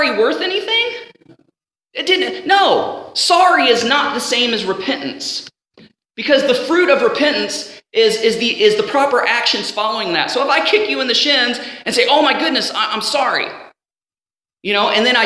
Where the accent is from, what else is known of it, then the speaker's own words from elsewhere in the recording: Ohio, United States; growing up in the house that I was at, growing up in Ohio